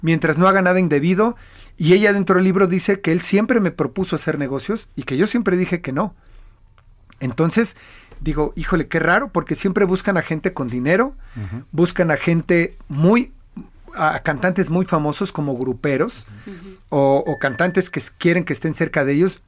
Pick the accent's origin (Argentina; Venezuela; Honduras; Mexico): Mexico; Como mexicano, como latino